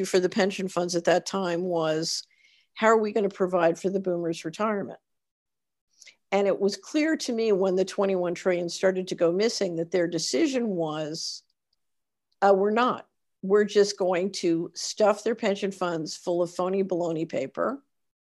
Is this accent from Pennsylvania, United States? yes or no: yes; Philadelphia, Pennsylvania, United States; when I was growing up, I grew up in Philadelphia